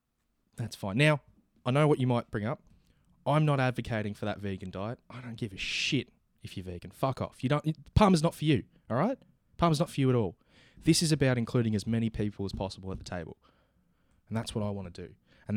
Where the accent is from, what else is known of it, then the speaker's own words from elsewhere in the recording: Australia; And something we settled weeks ago as an Australian thing to do is inclusivity, cultural diversity. We like to accept the people who come to us, our land, our gorgeous girt-by-sea land, and we hate racism.